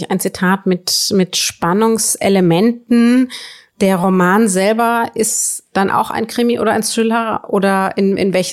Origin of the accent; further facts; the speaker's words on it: Northern Germany, Germany; etwas, was mir ja, als Norddeutsche ja leider in der Realität auch völlig abgeht